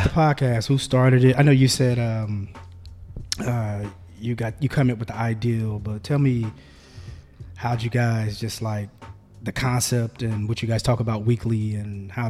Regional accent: Marion, Indiana, United States; I'm from Marion

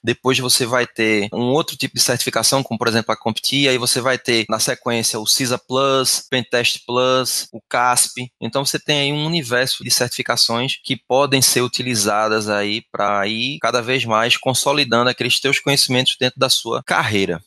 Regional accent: Recife, Pernambuco, Brazil; eu sou de Recife, Pernambuco

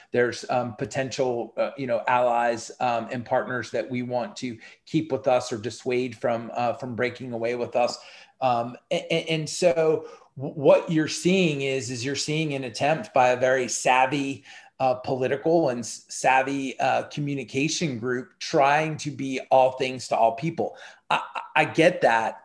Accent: United States; as an American

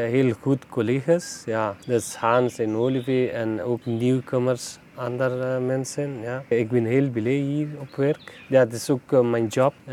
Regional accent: Afghanistan; Dutch is a second language; now in Ghent, Belgium; eh, ik kom uit Afghanistan. Ik woon al bijna zes jaar in België, maar twee jaar was ik in Wallonië.

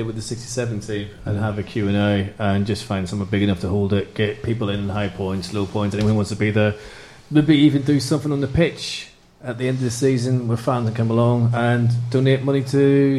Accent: Northern Ireland, United Kingdom; I don't do religion, even though I'm from Northern Ireland, which I never mention.

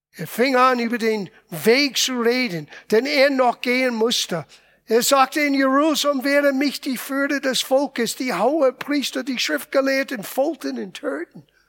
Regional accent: Italy; moved away; Ich bin Italiener

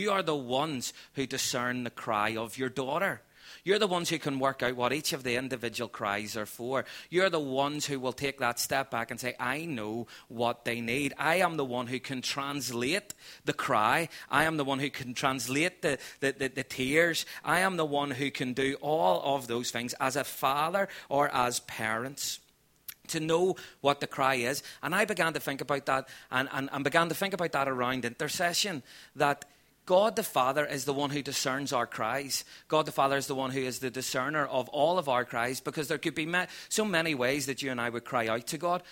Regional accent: Belfast, Northern Ireland, United Kingdom; moved away as an adult; now in Portadown, United Kingdom; We're originally from East Belfast, and we now just love living in Portadown in this county

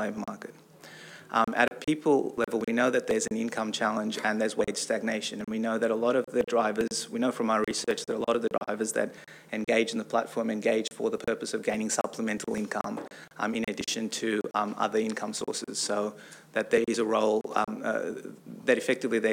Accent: Australia; also born or lived in San Francisco, United States; now in United States; I'm also Australian, so I'm an Australian that lives and works in America

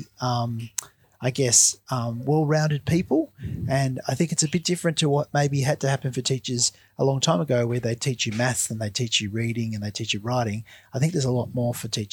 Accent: Lismore, New South Wales, Australia; I grew up in northern New South Wales, which at the moment is really affected badly by the flood. So I grew up in Lismore until I was about 12, and then I moved just out of Lismore

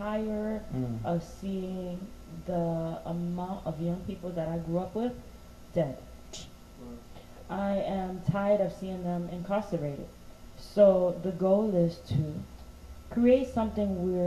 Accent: New York City, New York, United States; I grew up in Crown Heights in Brownsville. Well, yeah, East Flatbush.

